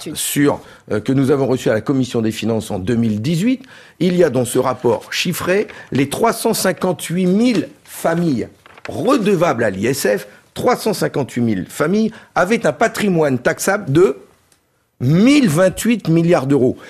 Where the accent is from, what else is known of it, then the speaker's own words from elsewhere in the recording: Nord, Hauts-de-France, France; Je suis un ch'ti, un député du Nord